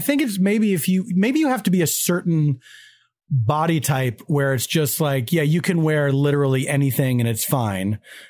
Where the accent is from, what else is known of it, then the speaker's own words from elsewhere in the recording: Philadelphia, Pennsylvania, United States; moved away; I come from Philadelphia, which is a place of humidity.